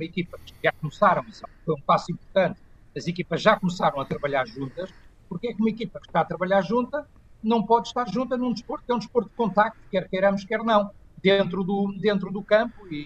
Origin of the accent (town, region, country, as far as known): Portugal